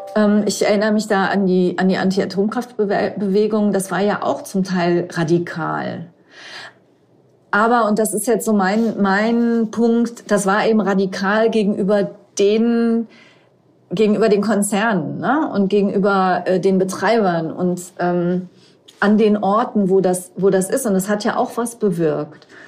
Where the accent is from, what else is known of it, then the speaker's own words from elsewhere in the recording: Rhineland-Palatinate, Germany; ich komme aus Rheinland-Pfalz